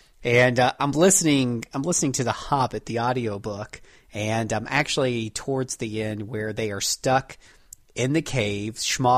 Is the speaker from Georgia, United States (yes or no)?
no; Florida, United States; I come from Florida, where we have a privately owned ABC on just about every corner